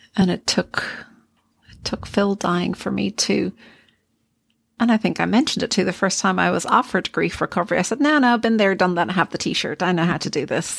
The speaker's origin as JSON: {"language": "English", "country": "Ireland", "said": "I am Irish"}